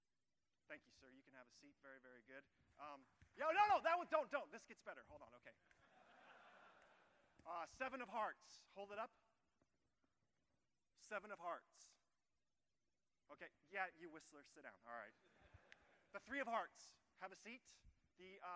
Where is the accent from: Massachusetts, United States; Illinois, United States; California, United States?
California, United States; Orange; also born or lived in Texas; I grew up in Orange County. I grew up in the city of Orange.